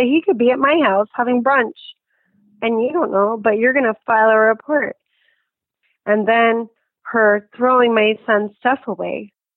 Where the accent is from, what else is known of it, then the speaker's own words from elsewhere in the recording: Reno, Nevada, United States; I grew up in Reno